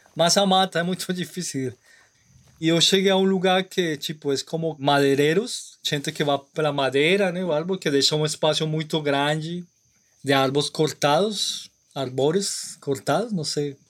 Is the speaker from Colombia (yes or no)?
yes; Colombia; Portuguese is a second language; also born or lived in Brazil; Eu sou da Colômbia